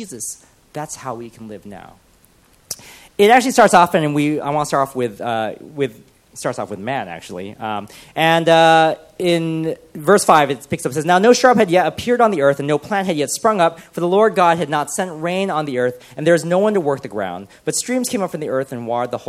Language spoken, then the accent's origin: English; United States; moved away as an adult; I am an immigrant because I have moved here and I'm from America